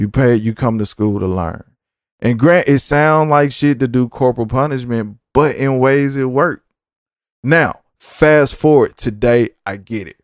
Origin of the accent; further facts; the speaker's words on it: the South, United States; I'm from the South